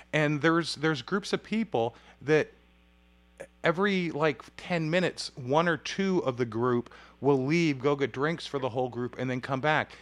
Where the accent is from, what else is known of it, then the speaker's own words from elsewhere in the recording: Huntington Beach, California, United States; I grew up in Huntington Beach